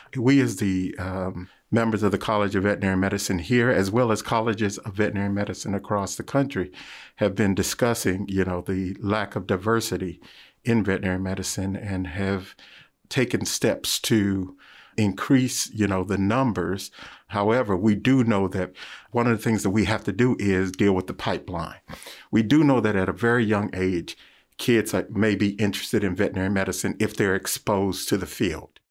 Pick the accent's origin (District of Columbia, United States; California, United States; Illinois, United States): District of Columbia, United States; Washington; as a child growing up in Washington, D C